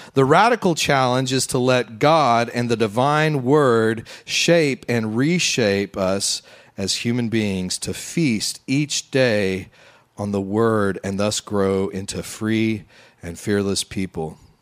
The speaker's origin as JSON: {"language": "English", "region": "West Texas", "country": "United States", "tie": "born or raised there", "moved": "yes", "lives_now": "Louisiana, United States", "said": "I grew up out in West Texas."}